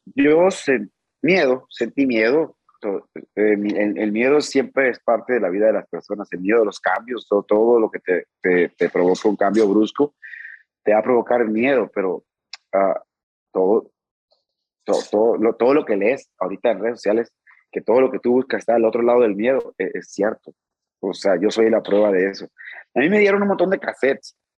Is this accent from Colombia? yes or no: no; Rosario, Sinaloa, Mexico; also born or lived in Mazatlán; de mi tierra, de Rosario